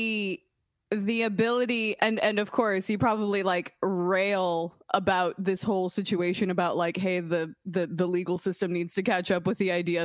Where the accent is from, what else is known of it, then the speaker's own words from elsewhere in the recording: Puerto Rico; growing up, born and raised in Puerto Rico